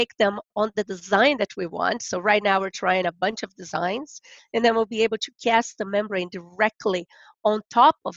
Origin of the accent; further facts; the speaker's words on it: Rio de Janeiro, Brazil; now in Kentucky, United States; I'm originally from Brazil